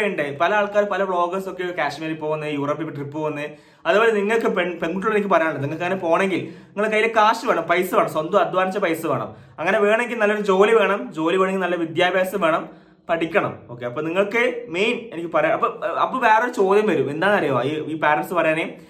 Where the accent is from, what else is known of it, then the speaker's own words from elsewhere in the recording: Thalassery, Kerala, India; also born or lived in Mahe, Puducherry; ഞാൻ മലബാർ ഞാൻ തലശ്ശേരി മാഹിയിലാണ് ജനിച്ചു വളർന്നത്